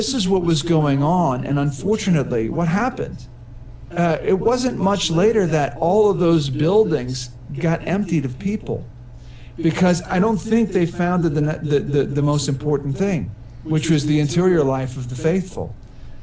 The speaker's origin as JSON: {"language": "English", "town": "New Orleans", "region": "Louisiana", "country": "United States", "said": "I come from New Orleans, and it's like in the old days, it was like a tropical aviary with all of these religious women in different habits walking around"}